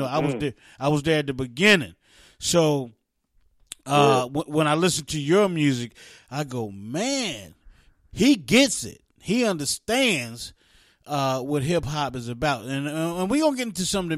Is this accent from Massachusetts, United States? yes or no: no; East Orange, New Jersey, United States; I was born in East Orange, New Jersey